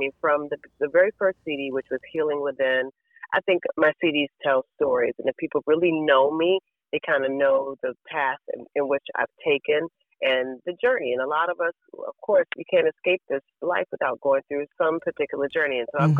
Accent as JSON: {"language": "English", "town": "Washington", "region": "District of Columbia", "country": "United States", "tie": "born or raised there", "moved": "yes", "said": "three girls, and I'm the baby, and we grew up in Southeast D.C., and from there moved to Fort Washington."}